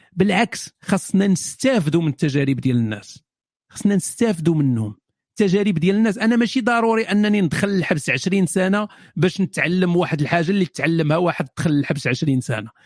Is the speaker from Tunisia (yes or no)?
no; Morocco; أنا مغربي